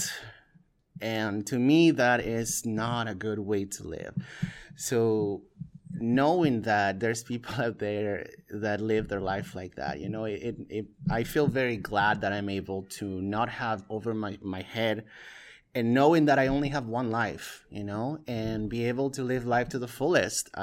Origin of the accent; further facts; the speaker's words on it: Peru; moved away; I was born and raised in Peru, which is a very Catholic by default country